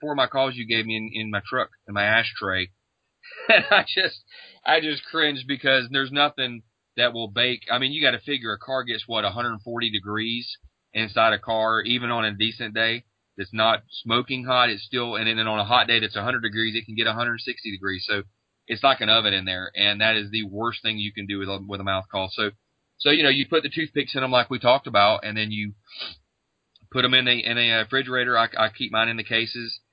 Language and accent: English; Florida, United States; my home state of Florida